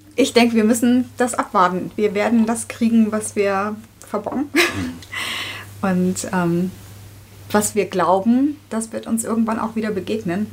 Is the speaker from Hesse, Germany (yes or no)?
yes; southern Hesse, Germany; moved away as an adult; also born or lived in Netherlands / Marburg; geboren in Holland, aufgewachsen in Südhessen.